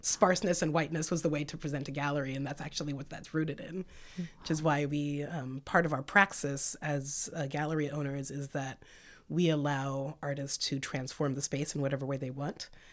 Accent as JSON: {"language": "English", "town": "Santa Cruz", "region": "California", "country": "United States", "tie": "born or raised there", "also_born_or_lived": "San Francisco / Seattle", "moved": "as an adult", "lives_now": "Portland, United States", "said": "I was born in San Francisco and raised in Santa Cruz"}